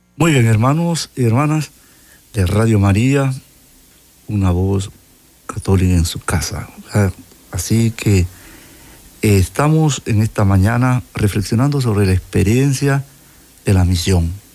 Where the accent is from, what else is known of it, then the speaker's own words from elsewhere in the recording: Panama; Soy panameño